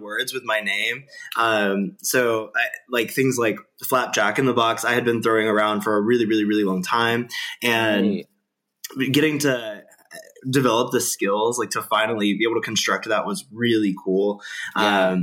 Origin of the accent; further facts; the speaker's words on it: Birmingham, Alabama, United States; I'm the first from Alabama